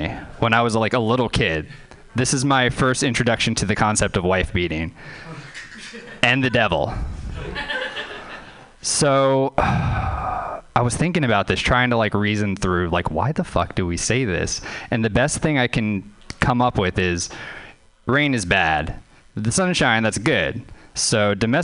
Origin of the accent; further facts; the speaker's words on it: New Orleans, Louisiana, United States; moved away; I was growing up in Louisiana